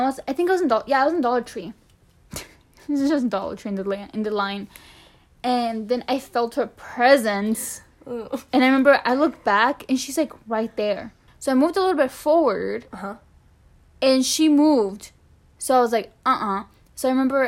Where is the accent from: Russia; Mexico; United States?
Mexico; first language Spanish; English is a second language; moved away